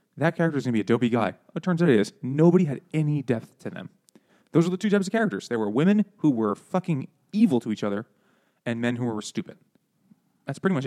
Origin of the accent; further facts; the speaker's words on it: New York City, New York, United States; I grew up in Queens, where there's 2.5 million people